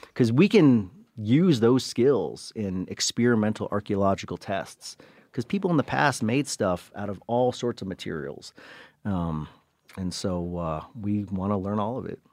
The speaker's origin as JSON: {"language": "English", "town": "Cleveland", "region": "Ohio", "country": "United States", "tie": "born or raised there", "first_language": "English", "said": "I was born in Cleveland."}